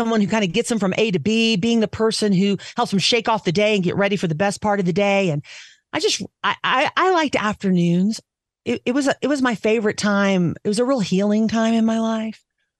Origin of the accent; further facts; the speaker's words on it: the South, United States; I'm just a Southerner who could adapt to Midwest pretty easily, who could adapt most everywhere. I didn't feel like I was from Jersey.